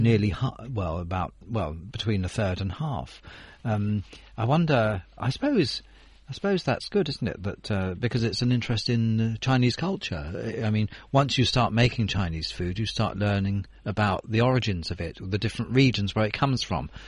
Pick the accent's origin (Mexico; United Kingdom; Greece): United Kingdom; I'm I'm not American, but it's probably the same for British people too